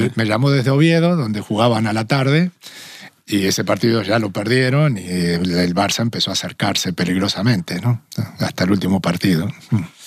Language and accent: Spanish; small town near Rosario, Santa Fe, Argentina; moved away as an adult; also born or lived in Tenerife / Madrid; now in Spain; yo nací en un pueblo relativamente pequeño, cerca de Rosario